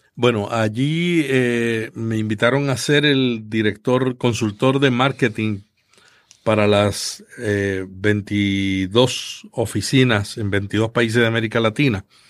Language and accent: Spanish; Santa Isabel, Puerto Rico; yo nací en un pueblo del sur de Puerto Rico que se llama Santa Isabel, una familia muy pobre y que desde pequeño estuve interesado en la locución